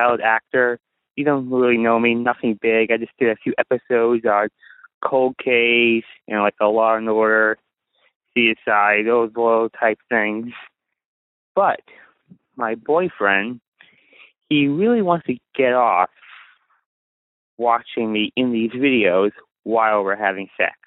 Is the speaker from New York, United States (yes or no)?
no; San Francisco, California, United States; I'm from San Francisco